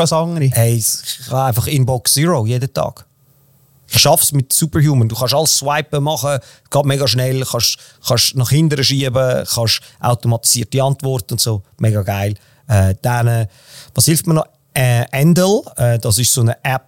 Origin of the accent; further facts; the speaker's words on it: Switzerland; wir sind beide Schweizer